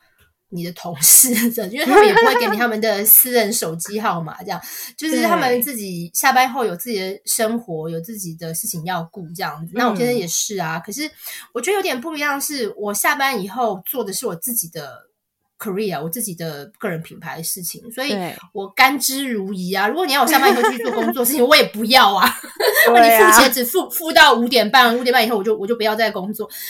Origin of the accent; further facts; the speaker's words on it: Taiwan; 那这个一开始我也当然一开始就是有点文化冲击，因为我们小时候在台湾。